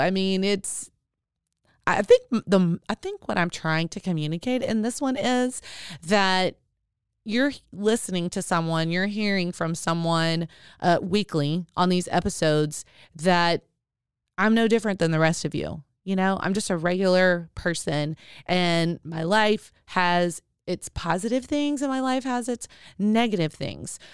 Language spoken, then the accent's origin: English; Arkadelphia, Arkansas, United States; I was born in Arkansas, Arkadelphia, Arkansas.